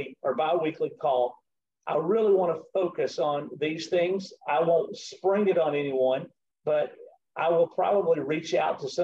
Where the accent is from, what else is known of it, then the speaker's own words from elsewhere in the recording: the South, Southern United States, United States; accent: Southern; my Southern accent